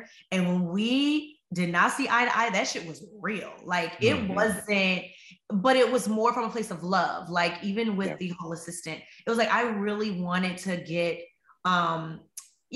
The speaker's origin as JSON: {"language": "English", "town": "Chicago", "region": "Illinois", "country": "United States", "said": "I'm from Chicago"}